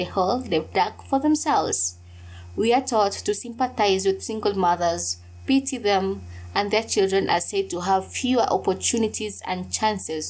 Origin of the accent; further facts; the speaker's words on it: coastal Kenya, Kenya; I come from Kenya, and in the coastal regions of Kenya to be precise, I was raised in this ideology called Ujamaa